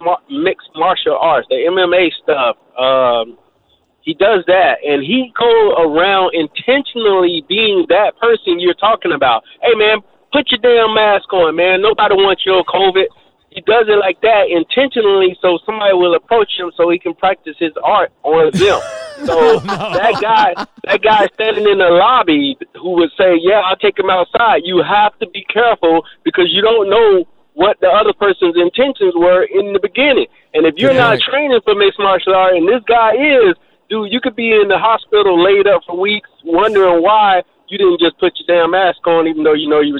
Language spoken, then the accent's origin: English; Jacksonville, Florida, United States; I'm from Florida, Jacksonville, Florida